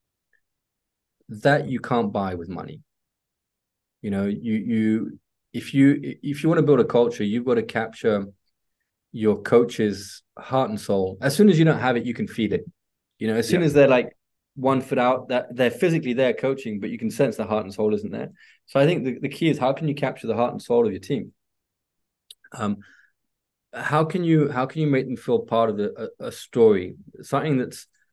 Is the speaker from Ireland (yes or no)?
no; England, United Kingdom; also born or lived in Spain / Italy; now in France; I've been here for a very long time in Europe. Well, I say Europe because between France, Spain, and Italy, but I'm English